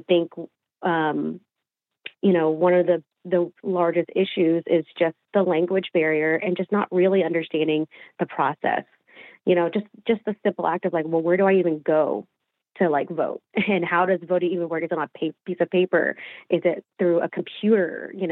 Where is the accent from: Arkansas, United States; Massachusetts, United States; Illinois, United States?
Arkansas, United States; Fort Smith; moved away as an adult; I am from Fort Smith, Arkansas.